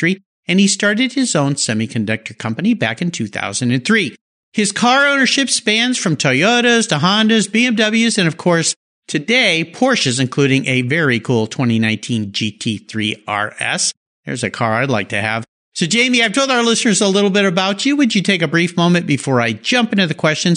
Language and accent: English; Gig Harbor, Washington, United States; calling in from my hometown here in Gig Harbor, Washington